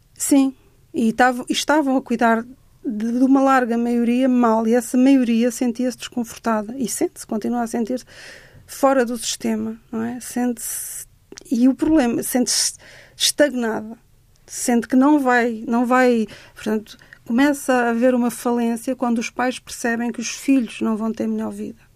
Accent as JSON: {"language": "Portuguese", "town": "Cascais", "region": "Lisbon", "country": "Portugal", "tie": "born or raised there", "said": "eu cresci em Cascais"}